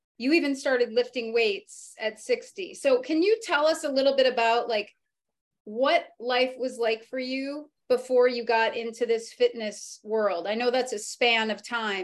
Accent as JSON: {"language": "English", "region": "New England", "country": "United States", "said": "Being from New England"}